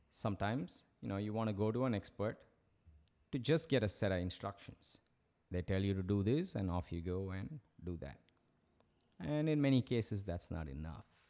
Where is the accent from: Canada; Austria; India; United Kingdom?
India; Chennai, Tamil Nadu; moved away as an adult; my high school in Madras